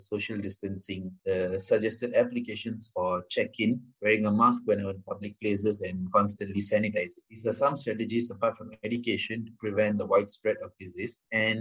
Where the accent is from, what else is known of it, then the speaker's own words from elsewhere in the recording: Negeri Sembilan, Malaysia; I'm from Negeri Sembilan and currently I'm doing my degree